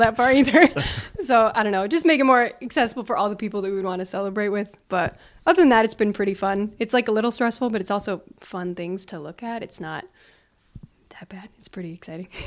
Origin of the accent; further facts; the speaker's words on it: Canada; now in Sioux Center, United States; I'm from Canada